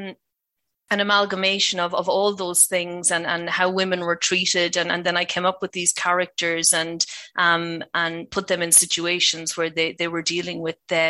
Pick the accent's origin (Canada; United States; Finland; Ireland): Ireland; accent: Irish; as you will gather from my accent, I'm from Ireland.